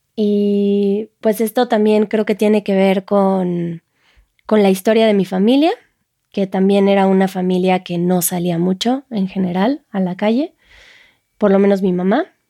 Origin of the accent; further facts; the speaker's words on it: France; Spanish is a second language; soy de Francia